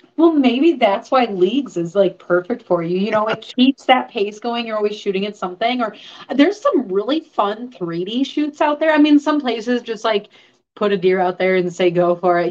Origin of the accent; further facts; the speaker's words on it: Chicago, Illinois, United States; now in Wisconsin, United States; I grew up in Chicago.